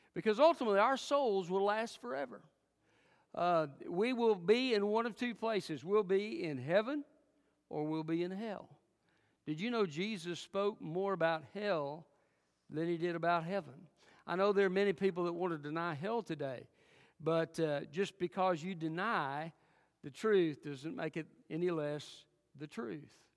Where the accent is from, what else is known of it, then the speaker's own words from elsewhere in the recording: Alcoa, Tennessee, United States; also born or lived in Jefferson City, Tennessee; I was raised most of my growing up years in Alcoa, Tennessee.